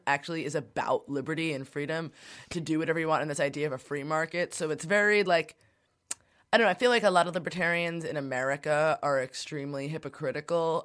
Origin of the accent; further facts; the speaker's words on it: New York City, New York, United States; I grew up in Brooklyn